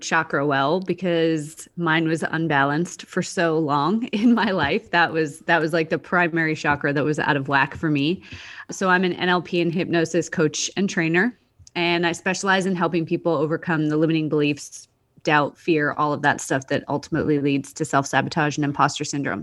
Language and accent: English; Canada; moved away as an adult; also born or lived in Australia; I'm from Canada originally, was living in Australia